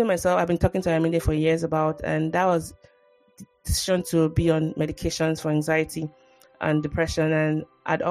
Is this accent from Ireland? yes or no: no; Nigeria; moved away